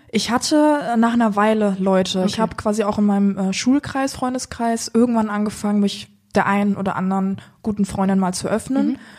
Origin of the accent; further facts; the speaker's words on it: Rhineland-Palatinate, Germany; now in Cologne, Germany; Ich bin, ähm, sag ich jetzt mal, in Deutschland hier geboren gehabt, im tiefsten Rheinland-Pfalz